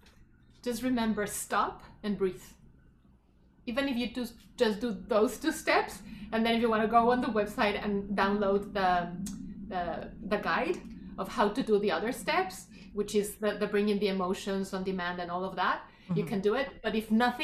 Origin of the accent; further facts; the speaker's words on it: Mexico; now in Canada; growing up in Mexico